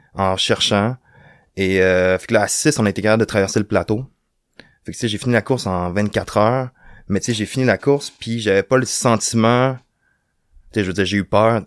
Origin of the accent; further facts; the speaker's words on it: Rimouski, Quebec, Canada; moved away as an adult; now in Montreal, Canada; je suis originaire de Rimouski, j'ai grandi à Rimouski